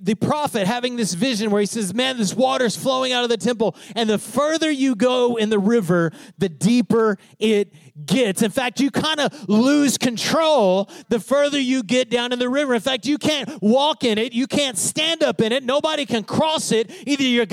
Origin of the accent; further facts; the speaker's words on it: Odessa, Texas, United States; I grew up in Odessa, Texas.